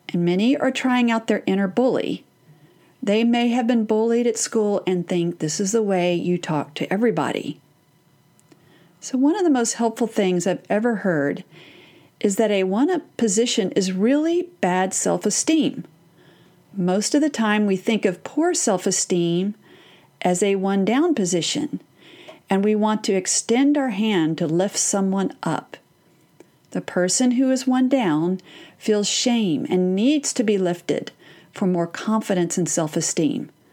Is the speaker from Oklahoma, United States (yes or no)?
no; Texas, United States; I'm from Texas?